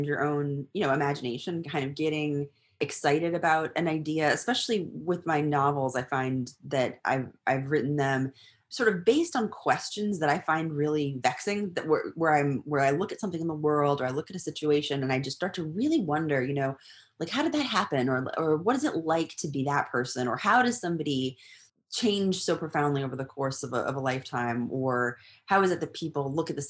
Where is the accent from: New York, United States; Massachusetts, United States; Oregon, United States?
Massachusetts, United States; near Boylston; moved away as an adult; also born or lived in California; now in Texas, United States; I'm originally from Massachusetts, near Boylston